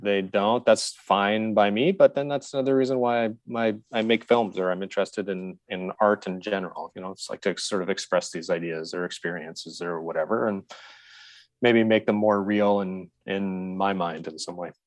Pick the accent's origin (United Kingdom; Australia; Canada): Canada; Saskatoon, Saskatchewan; I grew up in Saskatchewan. And so I grew up in Saskatoon